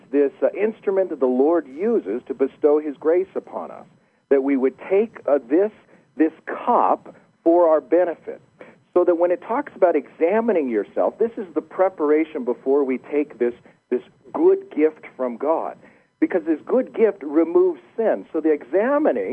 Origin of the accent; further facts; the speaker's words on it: United States; accent: deep American; also born or lived in Los Alamos, New Mexico; my deep American accent